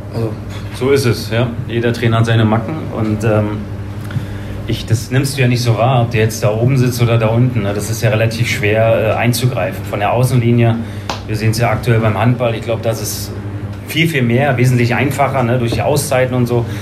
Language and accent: German; Berlin, Germany; moved away as an adult; now in Bergisches Land, Germany; im Süden Berlins bin ich groß geworden